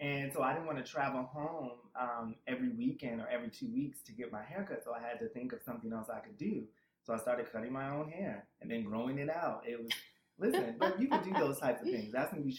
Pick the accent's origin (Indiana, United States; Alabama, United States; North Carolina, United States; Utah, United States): Alabama, United States; moved away; also born or lived in Boston, Massachusetts / Jersey City, New Jersey; And I am originally from Alabama.